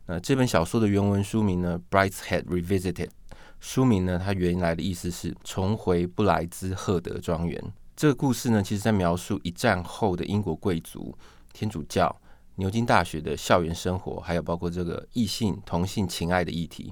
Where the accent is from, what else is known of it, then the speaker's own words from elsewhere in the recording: Taiwan; 我们台湾这边也有翻译成叫做《梦断白妆》